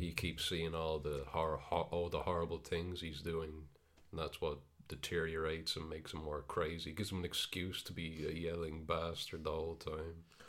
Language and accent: English; Ireland; we're Irish